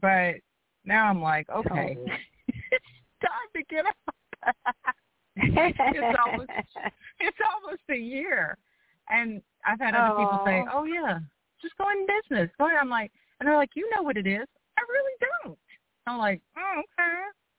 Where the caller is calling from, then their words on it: outside New Orleans, Louisiana, United States; I'm calling from Louisiana. Outside